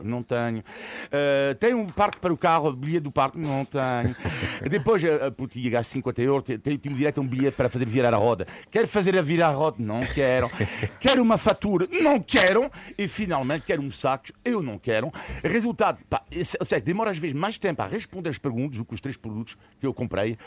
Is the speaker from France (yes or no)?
yes; France; eu sou, sou francês